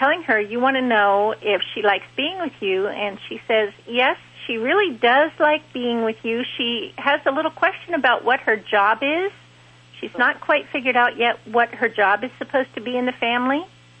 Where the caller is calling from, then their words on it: Winder, Georgia, United States; Winder, Georgia.